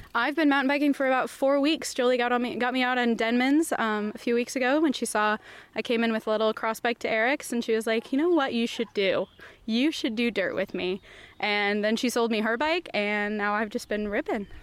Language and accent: English; Waverly, Iowa, United States; now in Des Moines, United States; I'm originally from Waverly, Iowa. Um, just moved down to here to Des Moines about three years ago.